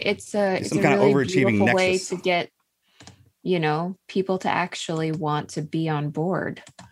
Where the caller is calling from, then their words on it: Riverview, Florida, United States; Tampa. Well, Riverview technically, but Florida, Tampa Bay area.